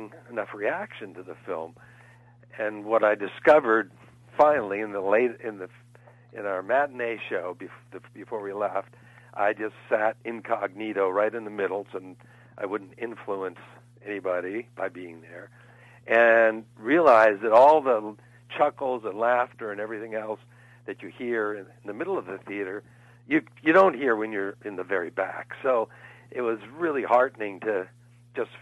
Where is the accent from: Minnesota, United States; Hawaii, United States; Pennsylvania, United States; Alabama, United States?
Minnesota, United States; Minneapolis St. Paul; it's my hometown